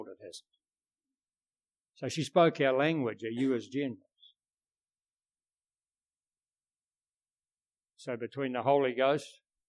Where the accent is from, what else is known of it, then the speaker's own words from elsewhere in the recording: New Zealand; we're from New Zealand